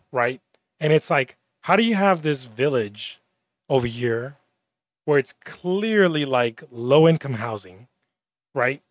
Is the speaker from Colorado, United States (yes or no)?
no; Laredo, Texas, United States; also born or lived in Austin; I'm from Laredo